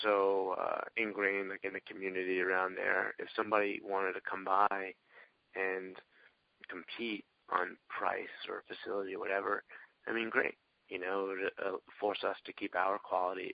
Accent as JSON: {"language": "English", "area": "Long Island", "region": "New York", "country": "United States", "said": "I'm from Long Island and New York, as a chiropractor"}